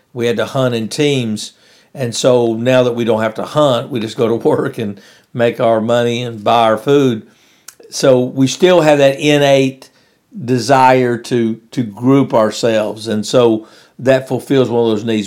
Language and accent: English; West Monroe, Louisiana, United States; I was up in West Monroe, Louisiana.